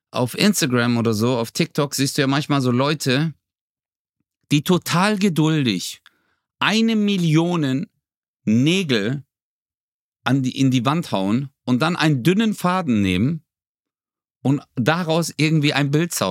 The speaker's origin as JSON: {"language": "German", "country": "Germany", "said": "Bro, ich bin Deutscher, Alter."}